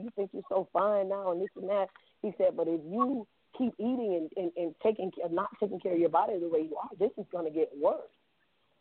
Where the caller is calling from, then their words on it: Boynton Beach, Florida, United States; I'm calling from Boynton Beach, Florida.